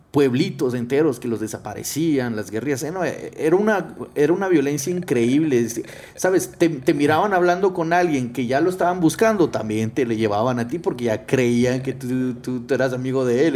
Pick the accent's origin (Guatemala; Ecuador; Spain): Guatemala; moved away; also born or lived in Mexico; yo nací en Guatemala, crecí en Guatemala, un poco viví en México